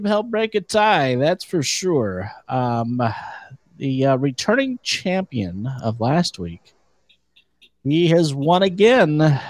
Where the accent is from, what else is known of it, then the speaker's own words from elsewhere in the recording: California, United States; my home state of California.